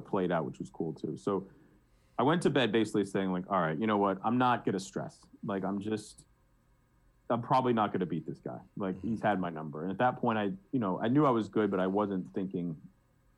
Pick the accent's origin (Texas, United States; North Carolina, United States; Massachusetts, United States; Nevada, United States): Massachusetts, United States; Boston; I'm from Boston